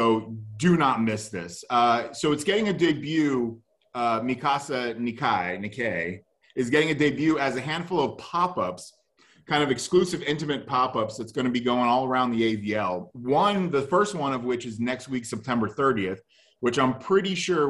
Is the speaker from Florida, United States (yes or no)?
yes; Florida, United States